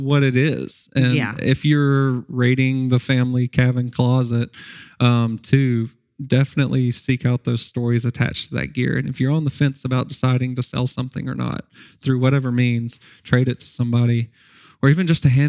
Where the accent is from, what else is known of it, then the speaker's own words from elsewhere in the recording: Nashville, Arkansas, United States; I worked for my town paper growing up in Nashville, Arkansas. I went to Nashville High School